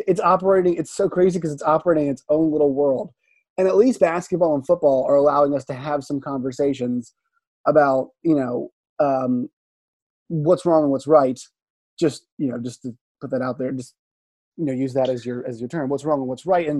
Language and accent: English; Richmond, Virginia, United States; I grew up in Richmond